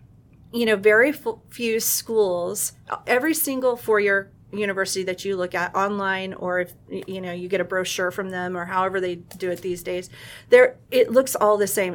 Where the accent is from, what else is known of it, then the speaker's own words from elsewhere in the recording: El Centro, California, United States; moved away as an adult; also born or lived in Montana; I actually grew up in the Imperial Valley and in El Centro, California, which is right next to Mexicali.